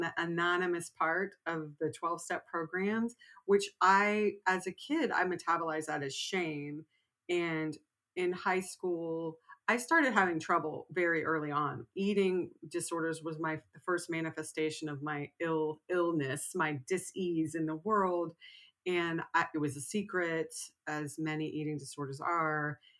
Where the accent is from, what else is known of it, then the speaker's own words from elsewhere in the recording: Texas, United States; I grew up in Texas